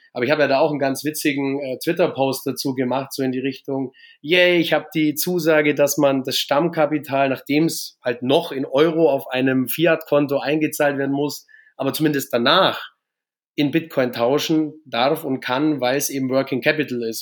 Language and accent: German; Augsburg, Bavaria, Germany; Ich komme aus Bayern, aus Augsburg